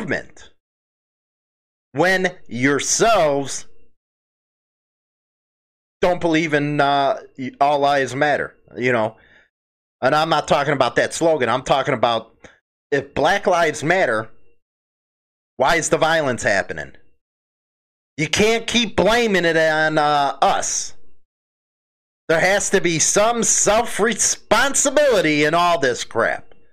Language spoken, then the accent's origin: English; Chicago, Illinois, United States; I proudly displayed a Chicago flag on my stuff. Why? Because I'm from there